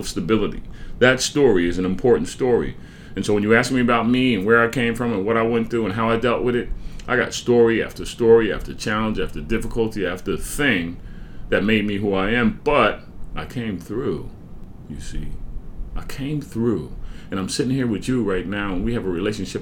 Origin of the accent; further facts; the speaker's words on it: Franklin Township, New Jersey, United States; I'm from Somerset County, or Franklin Township, as it were. My high school is Franklin High School